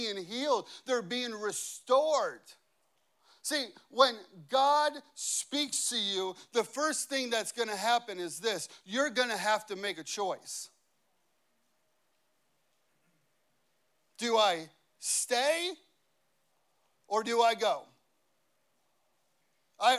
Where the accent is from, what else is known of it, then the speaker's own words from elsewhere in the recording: Chicago, Illinois, United States; now in Cincinnati, United States; I grew up in Chicago